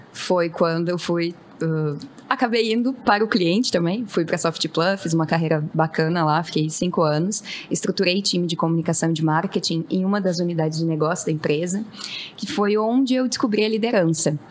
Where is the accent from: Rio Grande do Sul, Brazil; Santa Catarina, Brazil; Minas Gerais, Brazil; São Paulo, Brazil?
Rio Grande do Sul, Brazil; sou gaúcha